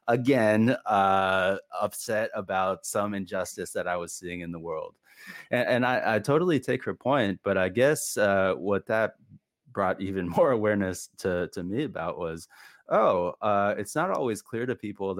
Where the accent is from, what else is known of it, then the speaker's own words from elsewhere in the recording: New Hampshire, United States; moved away; I am not biracial, but I grew up in New Hampshire.